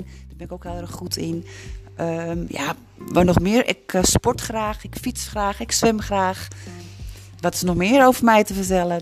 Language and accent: Dutch; Amsterdam, North Holland, Netherlands; moved away as an adult; now in Broek op Langedijk, Netherlands; Ik ben in Amsterdam ben ik opgegroeid